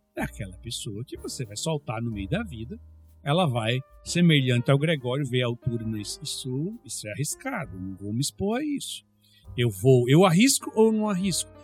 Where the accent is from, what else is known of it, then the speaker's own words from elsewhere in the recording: Brazil; moved away; na minha terra é carteira